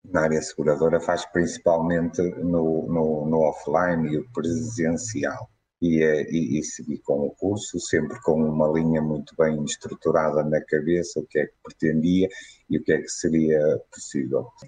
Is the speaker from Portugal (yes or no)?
yes; Guimarães, Norte, Portugal; uh, sou de Guimarães.